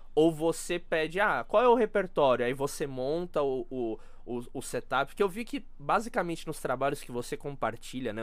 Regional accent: Brazil; eu como brasileiro

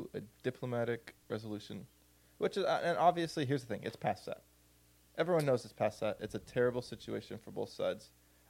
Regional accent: United States; as an American, like, you never hear shit like that because we don't live in a part of the world where that's, like, a reality.

